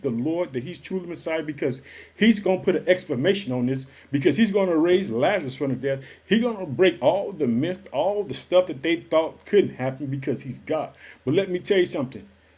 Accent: Illinois, United States; the state of Illinois, which is my home state

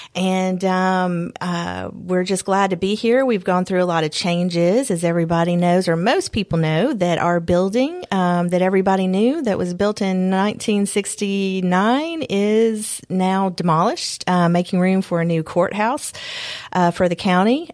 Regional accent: Bartlett, Tennessee, United States; also born or lived in Nashville, Tennessee; now in Columbia, United States; I'm a native Tennessean. Um, I grew up in West Tennessee in um, suburb Bartlett

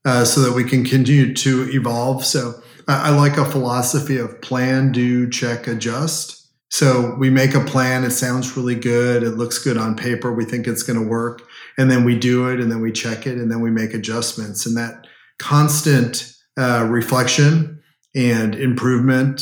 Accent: Southern California, United States; moved away as an adult; also born or lived in Washington, D.C.; now in Dallas, United States; Southern California, where I grew up

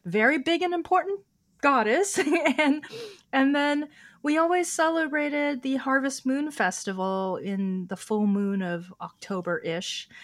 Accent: Oakland, California, United States; first language Chinese; English is a second language; also born or lived in San Francisco / New York City / Hong Kong; now in West Hollywood, United States; I grew up in Oakland as a, uh, daughter of Chinese immigrants.

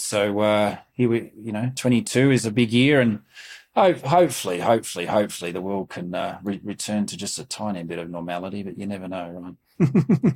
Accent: Melbourne, Victoria, Australia; moved away as an adult; now in Reno, United States; growing up in Melbourne

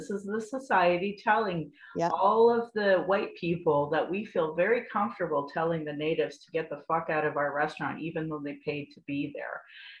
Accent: Calgary, Alberta, Canada; moved away as an adult; now in Lethbridge, Canada; I'm from Abbeydale in Calgary

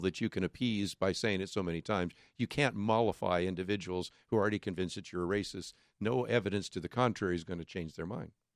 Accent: Berkeley, California, United States; when I grew up in Berkeley

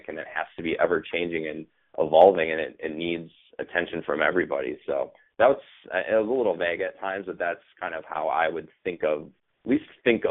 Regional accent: Minneapolis, Minnesota, United States; now in Boston, United States; I am from Minneapolis, Minnesota

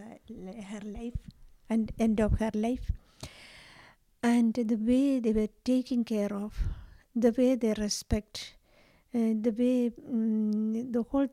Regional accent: Kerala, India; I am coming from India. The southern part of India, called Kerala

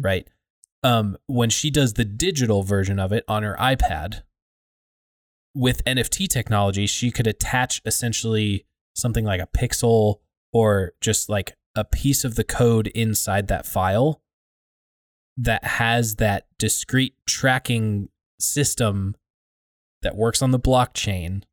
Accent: United States; I'm an American citizen

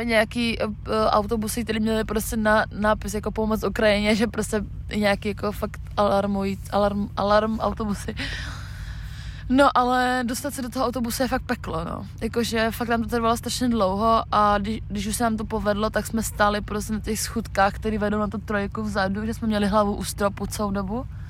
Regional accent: Czechia; my jsme holky z Česka

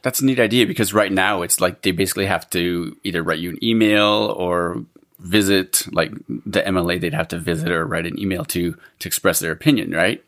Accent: Alberta, Canada; now in British Columbia, Canada; I grew up in Alberta and then I came here

